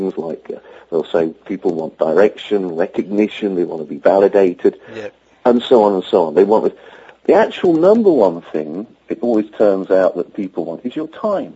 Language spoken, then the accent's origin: English; Yorkshire and the Humber, United Kingdom; As a Yorkshireman from England